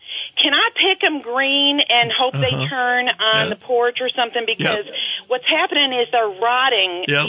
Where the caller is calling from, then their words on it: Adirondacks, New York, United States; I'm calling from the Adirondacks.